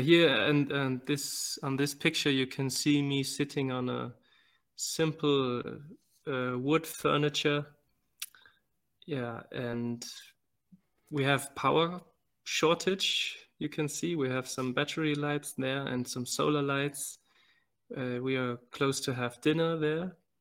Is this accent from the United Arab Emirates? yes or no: no; Germany; moved away as an adult; also born or lived in Venezuela / Nicaragua; now in Malawi; I was born in Venezuela and raised in Germany